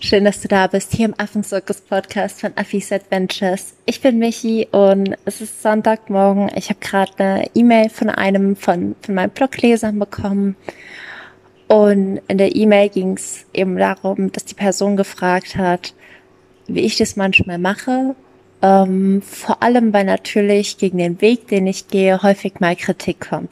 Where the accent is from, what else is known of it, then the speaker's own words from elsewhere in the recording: Germany; bei uns in Deutschland